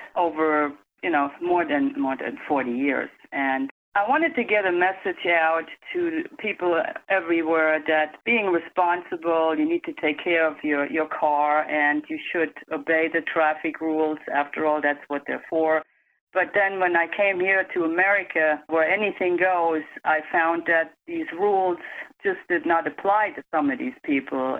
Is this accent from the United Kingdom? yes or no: no; Germany; now in United States; I grew up in Europe, in Germany, and my father was a driving instructor.